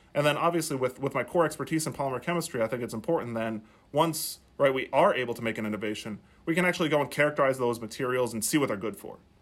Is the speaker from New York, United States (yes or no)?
no; South Dakota, United States; moved away; as I was growing up in South Dakota